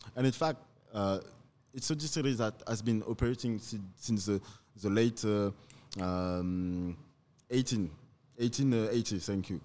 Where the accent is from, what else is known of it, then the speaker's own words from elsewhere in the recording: Paris, Île-de-France, France; accent: French; English is a second language; also born or lived in Martinique; I was born in, in Paris and, and, and raised in Paris